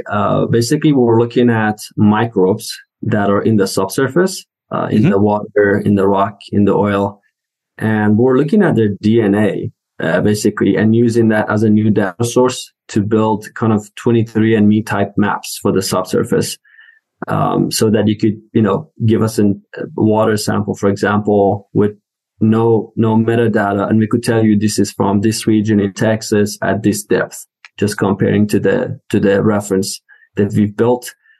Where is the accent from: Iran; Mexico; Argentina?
Iran; English is a second language; now in United States; I moved to US from Iran in 2008.